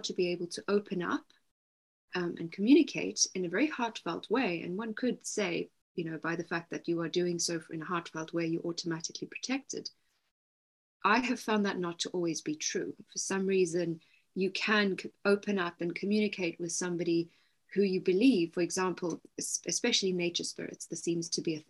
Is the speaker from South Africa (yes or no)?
yes; South Africa; moved away as an adult; also born or lived in Cape Town; now in East Sussex, United Kingdom; I'm also South African, I was living near Cape Town at the time